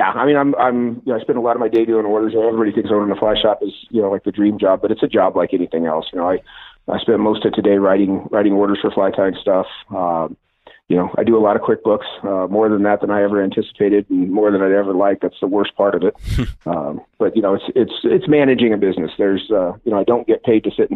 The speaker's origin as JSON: {"language": "English", "area": "Northglenn, north of Denver", "region": "Colorado", "country": "United States", "tie": "born or raised there", "said": "I grew up in Northland, just north of Denver"}